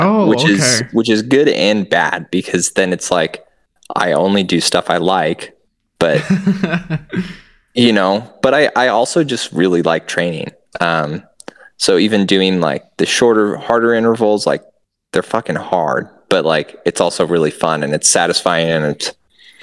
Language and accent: English; Nebraska, United States; moved away; me and Christina flew back to Nebraska and did, you know, one of the hometown gravel events